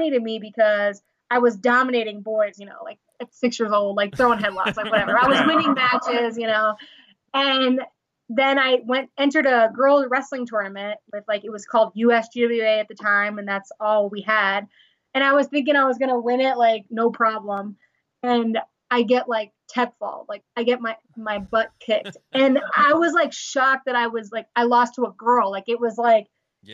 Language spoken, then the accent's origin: English; Long Island, New York, United States; I'm originally from Long Island, New York